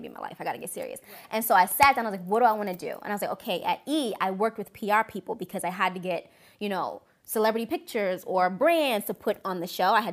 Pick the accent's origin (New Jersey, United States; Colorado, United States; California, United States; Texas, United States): New Jersey, United States; also born or lived in Washington, D.C.; now in Los Angeles, United States; I moved from DC. I'm from New Jersey, but I came from DC here